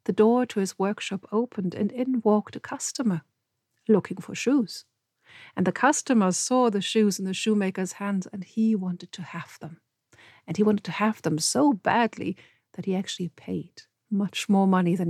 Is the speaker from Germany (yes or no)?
yes; Germany; I grew up surrounded by stories. Because where I lived, it's very close to the fairy tale road